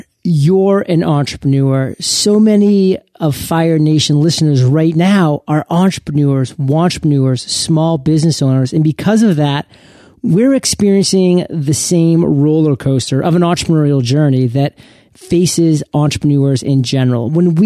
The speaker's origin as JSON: {"language": "English", "town": "Portland", "region": "Maine", "country": "United States", "tie": "born or raised there", "said": "Agents of Change in my home state of Portland, Maine"}